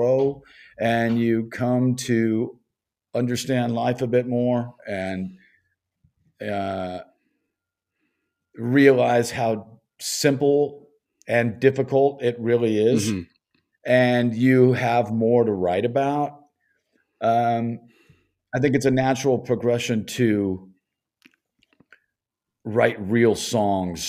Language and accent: English; Los Angeles, California, United States; I was born and raised in Los Angeles